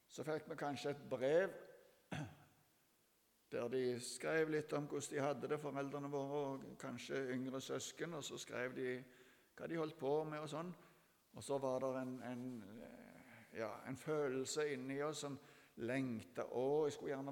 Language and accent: Norwegian; Ethiopia; jeg har vokst opp i Etiopia.